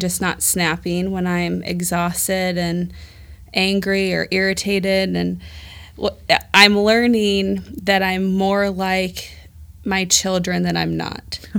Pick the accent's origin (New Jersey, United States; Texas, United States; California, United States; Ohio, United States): Ohio, United States; Dayton; moved away as an adult; also born or lived in Chicago, Illinois; I am from Dayton. I, I say God brought me to Dayton upon birth